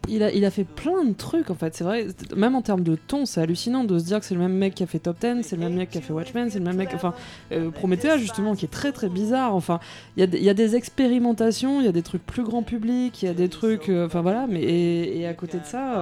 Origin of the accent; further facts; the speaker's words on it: Mauritius; moved away as an adult; also born or lived in France; je suis mauricienne, donc je viens de l'île Maurice. J'arrive en France pour faire mes, mes, études à la Sorbonne